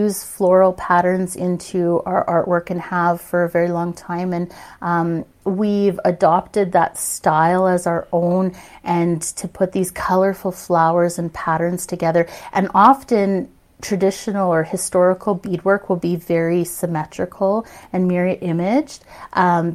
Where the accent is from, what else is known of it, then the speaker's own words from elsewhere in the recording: Saskatoon, Saskatchewan, Canada; I was born and raised in Saskatoon, Saskatchewan